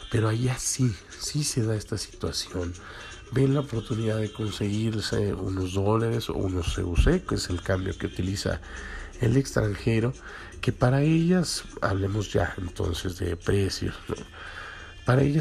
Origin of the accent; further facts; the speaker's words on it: Mexico; nosotros no estamos acostumbrados como eh, como mexicanos, pues